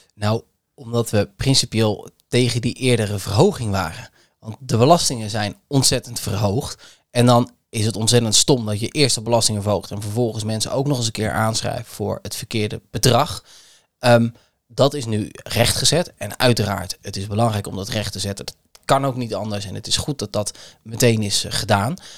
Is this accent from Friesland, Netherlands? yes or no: no; Kamerik, Utrecht, Netherlands; Ik ben opgegroeid in Kamerik